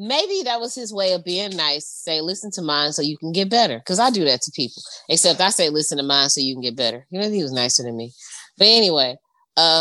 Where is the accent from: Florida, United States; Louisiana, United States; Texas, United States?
Louisiana, United States; Shreveport; moved away; also born or lived in Toledo; I'm from Shreveport. Like, I need you to understand that, like, I'm not from here. I'm from down there.